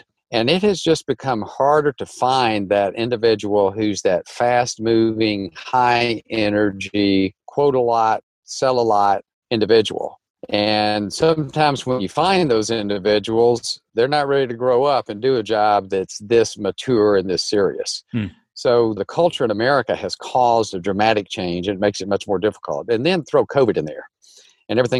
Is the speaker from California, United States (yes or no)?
no; North Alabama, United States; moved away as an adult; also born or lived in Nashville; I grew up in North Alabama, very large family